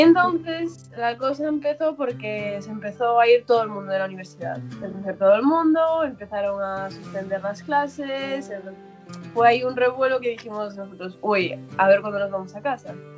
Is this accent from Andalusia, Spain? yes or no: no; Galicia, Spain; moved away as an adult; now in Pittsburgh, United States; yo soy de Galicia